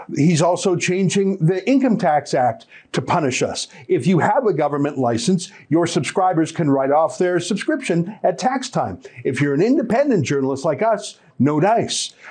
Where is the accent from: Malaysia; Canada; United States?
Canada; as a Canadian